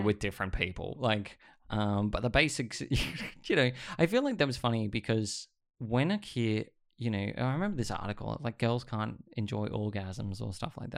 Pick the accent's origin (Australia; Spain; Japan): Australia; Sydney, New South Wales; growing up in Sydney was very different every decade